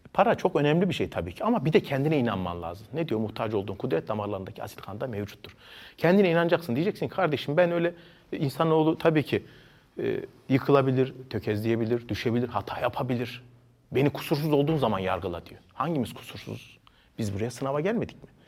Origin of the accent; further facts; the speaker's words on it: Ankara, Turkey; Ben e, Ankara'da doğdum 1982 yılında e, bağlamacı oldum. Ama benim annem babam da Ankara doğmuş